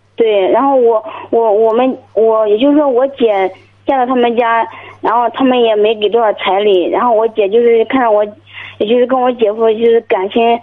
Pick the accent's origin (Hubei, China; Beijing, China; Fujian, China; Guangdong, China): Guangdong, China; 我今年， 呃， 二十八岁